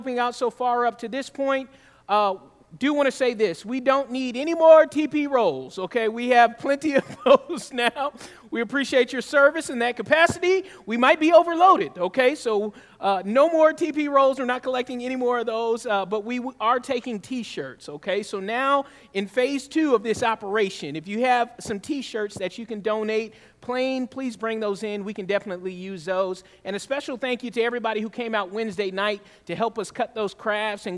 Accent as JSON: {"language": "English", "region": "Southeast Georgia", "country": "United States", "tie": "born or raised there", "moved": "yes", "lives_now": "Mission Viejo, United States", "said": "I grew up singing in Southeast Georgia."}